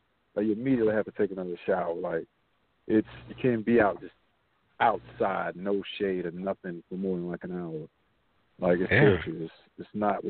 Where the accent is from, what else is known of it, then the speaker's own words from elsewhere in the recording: Tampa Bay area, Florida, United States; also born or lived in Bartow, Florida / Haines City, Florida / Clearwater, Florida / Largo, Florida; I lived in Haines City a little when I was like a baby. But I grew up majority of my life in the Tampa Bay area. I don't know if you're familiar with Clearwater / Largo. I grew up part of my life in Clearwater and Largo, Florida. That's all Tampa Bay area.